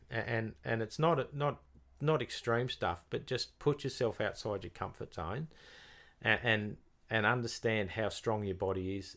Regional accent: Tasmania, Australia; from Tasmania

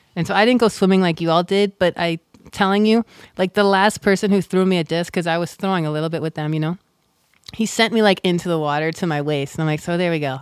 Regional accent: United States; as an American

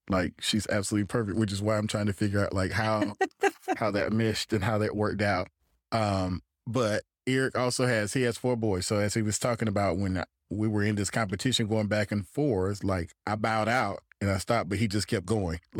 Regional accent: Gainesville, Florida, United States; No, I grew up in Gainesville, in Florida.

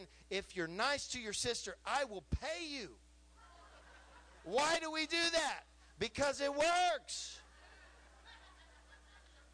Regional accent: California, United States; now in Texas, United States; I'm just a little California boy

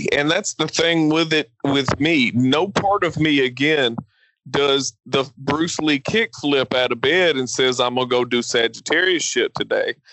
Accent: Nigeria; Being, being Nigerian, um, I mean there is there is some kind of solidarity and pride that you do see

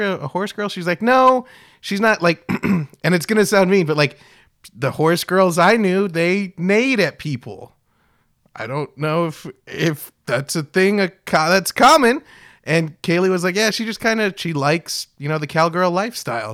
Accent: Kingsville, Texas, United States; growing up in South Texas

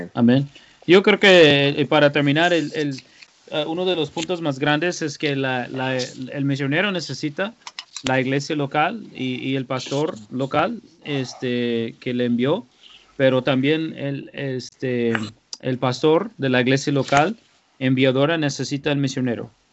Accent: United States; moved away; como americano

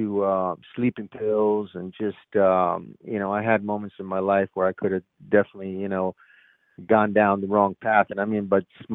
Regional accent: Rome, Lazio, Italy; now in United States; from a kid, you know, growing up in Rome, Italy, and looking up to America

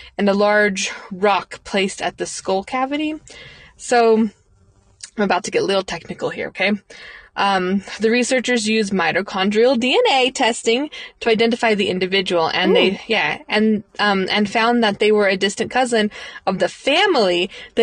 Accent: United States; I am an ignorant American

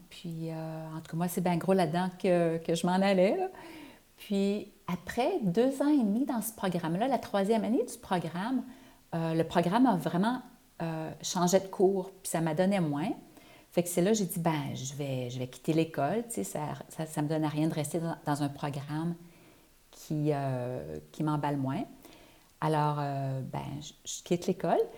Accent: Quebec, Canada; moved away as an adult; ça fait plus de, 30 ans que je suis partie du Québec.

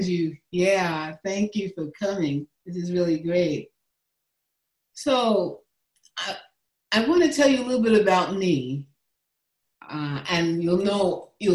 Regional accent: New York City, New York, United States; I was born and raised in the Bronx, New York

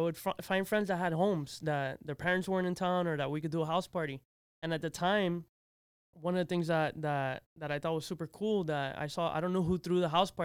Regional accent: Miami, Florida, United States; born there; Yes, I was born here in Miami, native. Actually, I'm Mount Sinai, Miami Beach.

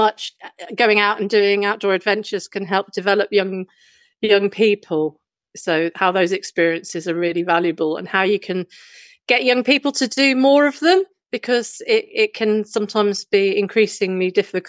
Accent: London, United Kingdom; I grew up in London

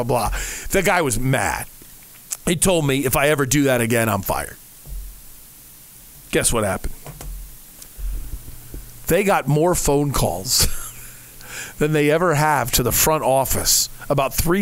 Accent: Ohio, United States; moved away; I living and growing up in Ohio

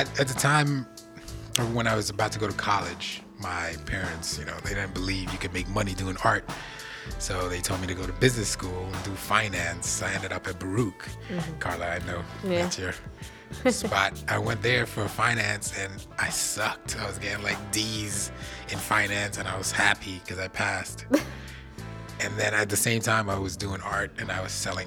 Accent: Trinidad & Tobago; I grew up in Trinidad with my grandparents, my grandmother and my grandfather

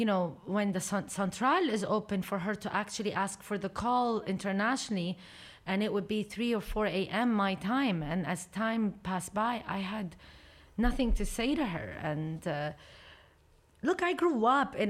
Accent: Beirut, Lebanon; born or raised there; also born or lived in Abu Dhabi, United Arab Emirates

